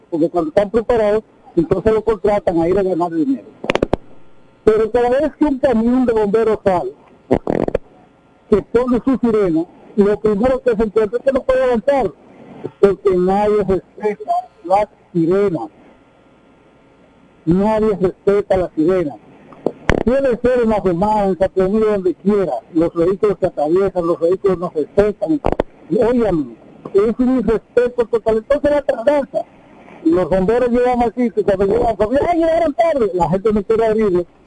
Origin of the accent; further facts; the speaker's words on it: Dominican Republic; moved away; yo veo ese problema en República Dominicana, como lo ha tratado en mi país